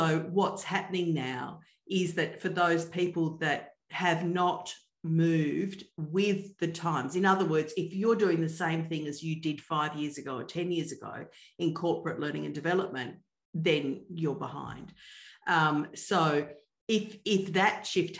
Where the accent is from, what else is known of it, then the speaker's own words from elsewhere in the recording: Australia; I'm Australian